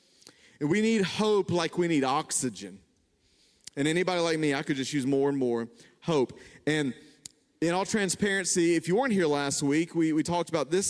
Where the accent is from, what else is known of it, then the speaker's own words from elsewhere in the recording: the South, United States; I grew up in the South